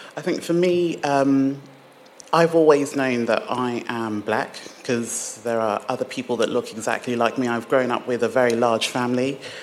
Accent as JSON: {"language": "English", "region": "England", "country": "United Kingdom", "tie": "born or raised there", "also_born_or_lived": "Nigeria / London / Hemel Hempstead, Hertfordshire", "accent": "British", "said": "I was born in Nigeria and I grew up in England."}